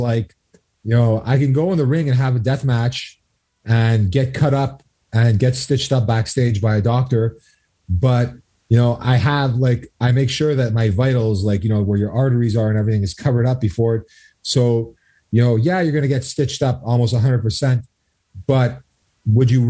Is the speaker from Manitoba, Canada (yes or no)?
no; Two Mountains, Quebec, Canada; we're both from Two Mountains